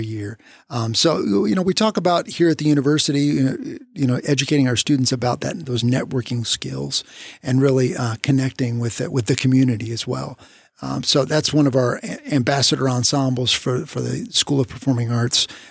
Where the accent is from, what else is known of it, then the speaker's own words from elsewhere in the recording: Pearland, Texas, United States; I grew up in Pearland